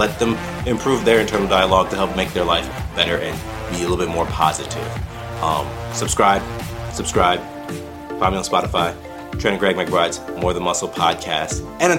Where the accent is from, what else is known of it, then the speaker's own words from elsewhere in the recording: United Kingdom; I'm British.